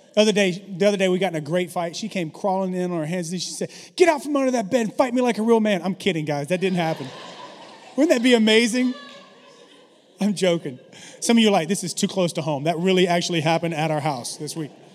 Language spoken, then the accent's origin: English; the South, United States; I grew up in the South